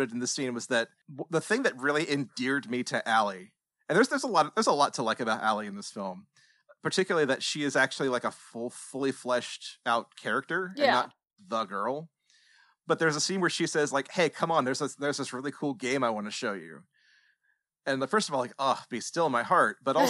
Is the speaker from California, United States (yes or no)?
no; New Jersey, United States; Hey, yo, I'm from New Jersey. I don't know no better.